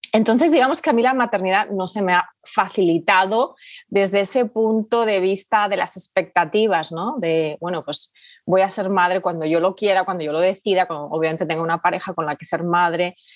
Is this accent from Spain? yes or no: yes; Spain; moved away as an adult; also born or lived in United Kingdom; España, que es de donde yo soy originariamente, eh, pero vivíamos en el Reino Unido